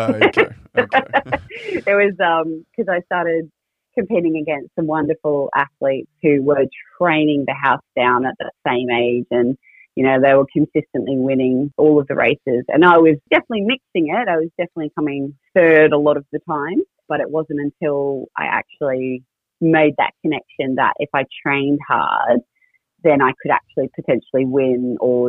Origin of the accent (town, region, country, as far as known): Townsville, Queensland, Australia; born or raised there; also born or lived in Brisbane